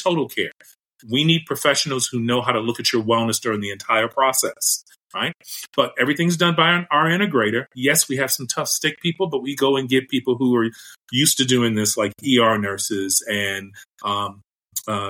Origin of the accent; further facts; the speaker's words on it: Chicago, Illinois, United States; now in Las Vegas, United States; I'm a Chicagoan born and raised